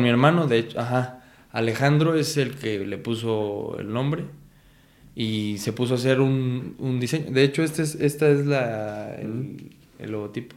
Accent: Michoacán, Mexico; nosotros somos de Michoacán

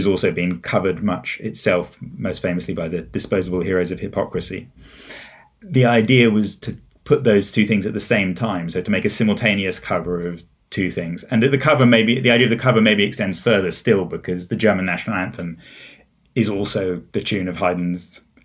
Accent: England, United Kingdom; also born or lived in United States; I grew up in England, although I've spent quite a lot of my life in the US as well.

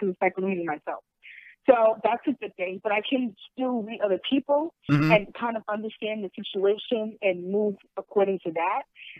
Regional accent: New York City, New York, United States; moved away as an adult; also born or lived in Manhattan, New York; now in Secaucus, New Jersey, United States; I grew up in Queens, New York, but I spent most of my career in Manhattan.

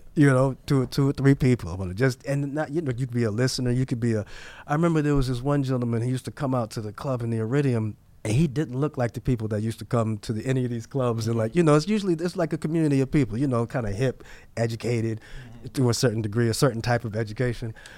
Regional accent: New York City, New York, United States; I was born and raised in New York, and I, I love New York

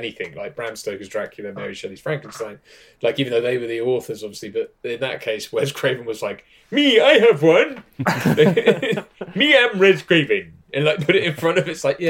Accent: Bahamas; I was born in the Bahamas

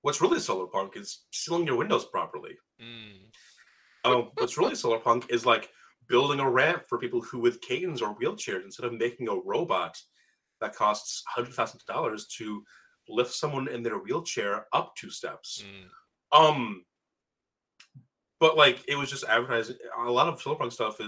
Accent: Michigan, United States; I grew up in Michigan, and the old joke was we have two seasons

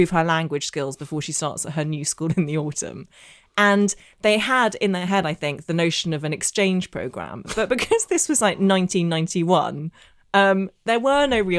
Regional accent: Northern Ireland, United Kingdom; Uh, basically, so I grew up in Northern Ireland. I know I don't have the accent, but I did, and my secondary school in Belfast was the only school um, in the entire province that taught Russian.

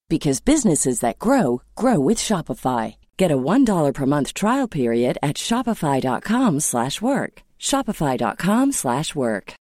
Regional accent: San Francisco, California, United States; I'm also from San Francisco

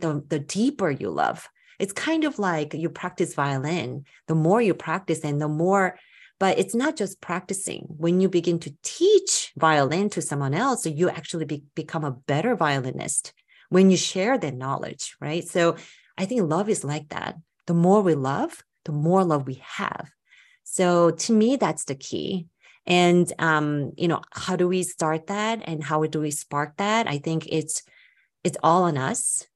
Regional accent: United States; I'm Korean American myself

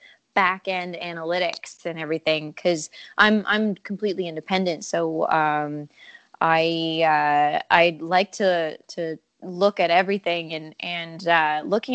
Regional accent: Canada; I'm a Canadian country music singer-songwriter

